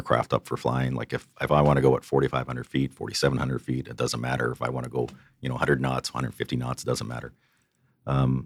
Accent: Loon Bay, Newfoundland and Labrador, Canada; moved away as an adult; also born or lived in Halifax / Portage la Prairie, Manitoba; now in Edmonton, Canada; my story growing up in Loon Bay

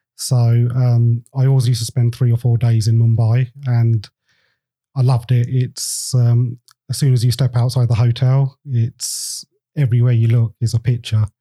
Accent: England, United Kingdom; I'm um, Indian. I was born in England, so half and half.

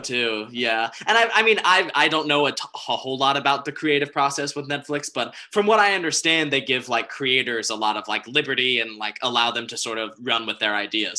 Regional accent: North Carolina, United States; now in Los Angeles, United States; Lauren and I are both originally from North Carolina

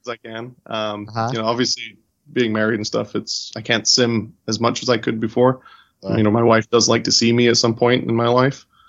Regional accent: California, United States; moved away as an adult; also born or lived in White Plains, New York; now in Charlotte, United States; originally from California. So I grew up in California

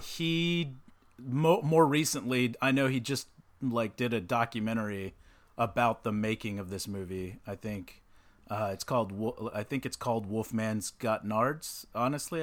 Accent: Texas, United States; back when I was, like, a little kid growing up in Texas

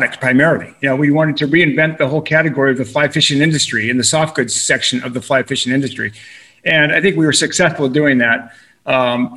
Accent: Boulder, Colorado, United States; also born or lived in California; I'm born and raised in Boulder, you know, so I'm a Colorado boy

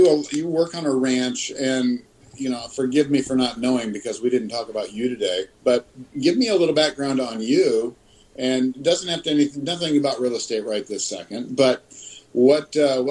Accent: Yuma, Arizona, United States; moved away; also born or lived in Big Bear, California; I grew up in Yuma and also in Big Bear.

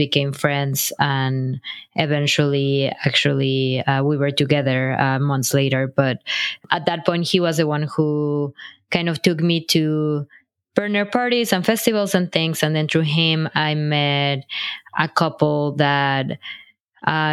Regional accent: Mexico; moved away as an adult; also born or lived in Brooklyn, New York; now in New York City, United States; I'm originally from Mexico

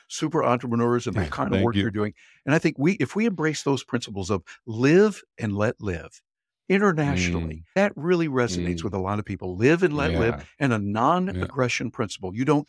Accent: Midwest, United States; I was born and raised in the Midwest in the United States, and so I have certain values and certain ideas that I was trained on when I grew up.

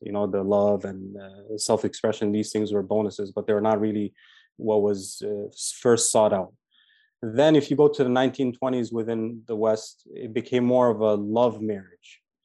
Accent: Toronto, Ontario, Canada; also born or lived in Medina, Saudi Arabia; I'm from Toronto, Canada

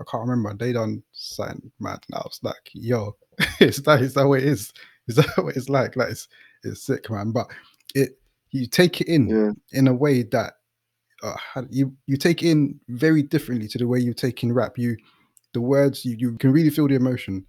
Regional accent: London, United Kingdom; I'm from the East

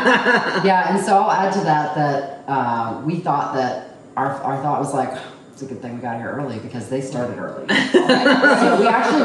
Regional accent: Texas, United States; moved away; also born or lived in New Jersey; I was born in New Jersey, but I was raised in Texas

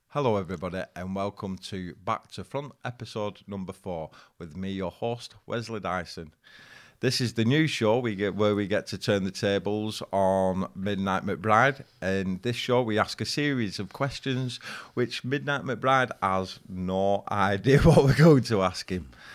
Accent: Farnworth, North West England, United Kingdom; I grew up in Farnworth, people know about. But Bolton is a big town

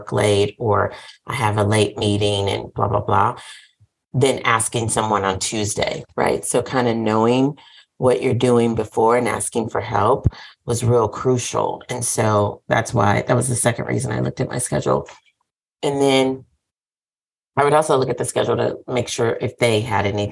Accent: the South, United States; I'm from the South

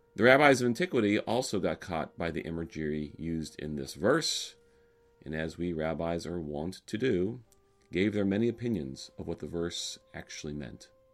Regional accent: Alabama, United States; moved away; I grew up in Alabama

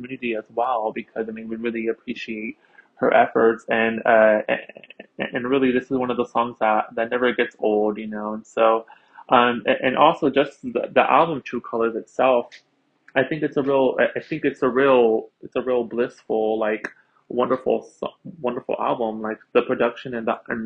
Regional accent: Philadelphia, Pennsylvania, United States; I am from Philadelphia, Pennsylvania, here in the United States

